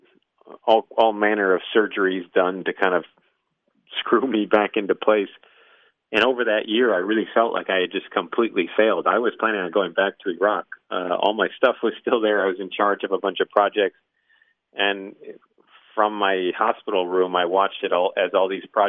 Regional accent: Midwest, United States; moved away; also born or lived in New England; I'm from the Midwest, so we were raised to look at fly fishermen as just sort of incorrigible snobs

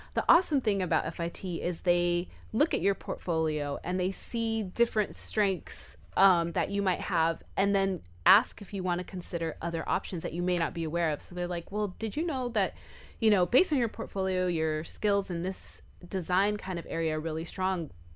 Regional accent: Miami, Florida, United States; we're from Miami

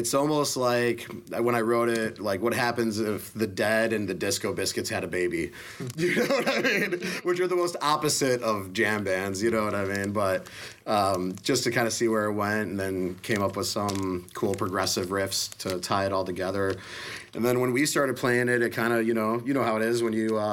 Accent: northwest suburbs of Chicago, Illinois, United States; moved away as an adult; also born or lived in Colorado; I'm from the northwest suburbs of Chicago, but I've been living in Colorado for the last 11 years up until 3 months ago

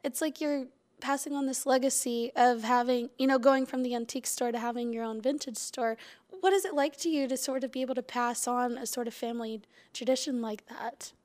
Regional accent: Huntsville, Alabama, United States; I come from Huntsville, so we're crazy with, you know, great local music

